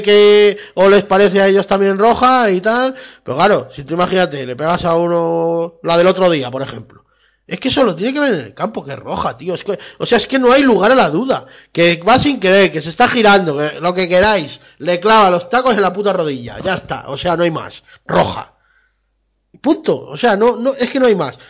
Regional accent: Spain; somos españoles

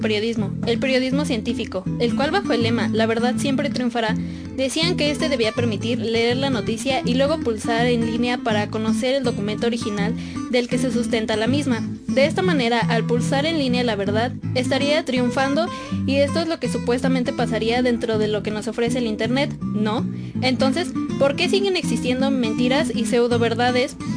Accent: Mexico; en una sociedad como la mexicana no podemos negar que debido a la desinformación en general o incluso a las costumbres que tenemos arraigadas, somos aún más propensos

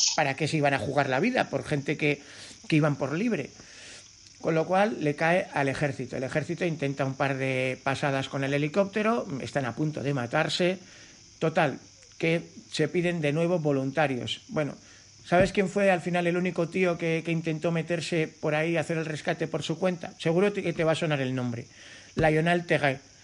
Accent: Cercedilla, Community of Madrid, Spain; Aquí en mi pueblo, en Cercedilla

